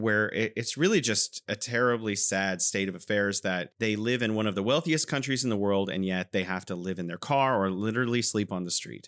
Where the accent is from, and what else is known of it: California, United States; now in Wuhan, China